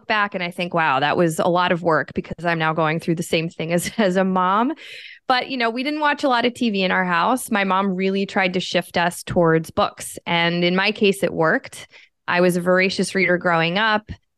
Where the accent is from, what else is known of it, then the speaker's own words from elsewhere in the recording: Pennsylvania, United States; born there; I was born in Pennsylvania. My whole family is kind of from that area.